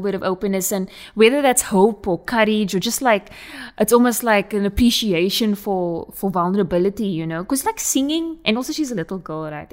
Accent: South Africa; accent: Coloured South African; my colored accent

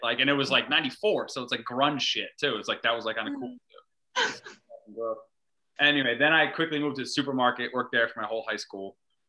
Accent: East Coast, United States; Like, growing up on the East Coast, you don't realize

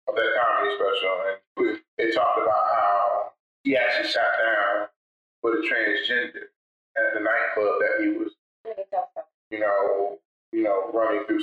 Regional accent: Canada; I always tell people, as a Canadian, I should not have to dive into the crowd.

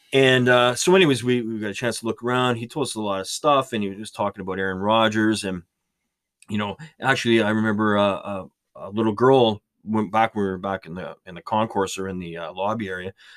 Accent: Canada; being Canadian

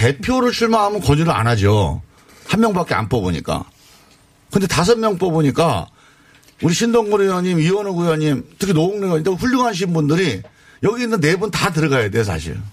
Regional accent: Chungcheong, South Korea; 제가 이제 충청도 출신인데

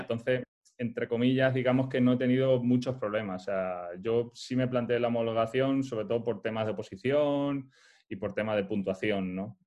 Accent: Montijo, Extremadura, Spain; moved away; also born or lived in Soria; yo nací en Soria, aunque mis padres son, son extremeños

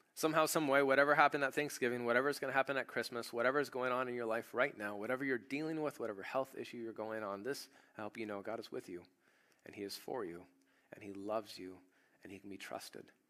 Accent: United States; I'm an American

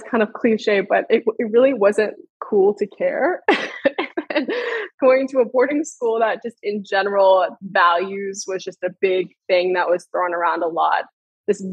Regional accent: Northern Virginia, United States; I grew up in the Northern Virginia area, the DMV for anyone familiar. I grew up there about 30 minutes outside of DC

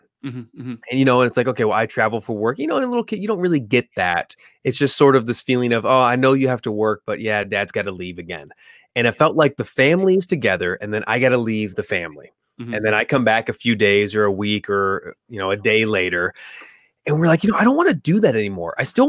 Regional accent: California, United States; Yeah, man, I grew up in California for like 38 years.

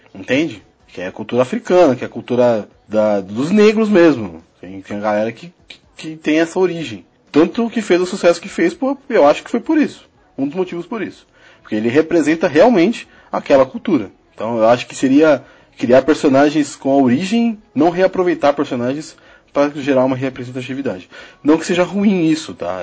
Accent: São Paulo, Brazil; Sou de São Paulo

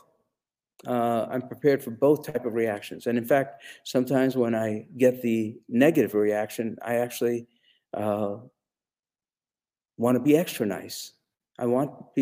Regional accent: India; moved away; when I was growing up in India

